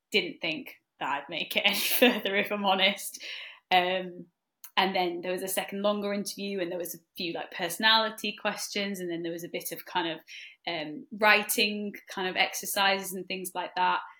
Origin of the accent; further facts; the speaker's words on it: North West England, United Kingdom; I'm one of the senior support coaches at Trinity. I'm also a stress resilience coach too with Trinity and I am from the Lake District. But I've lived kind of all over, but I'm from the Lake District